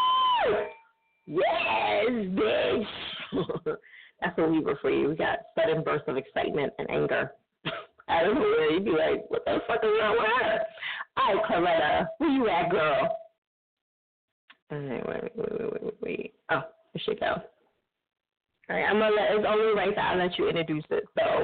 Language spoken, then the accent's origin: English; New Jersey, United States; For those who don't know, I'm from Jersey. So can't you tell by the lingo that I say?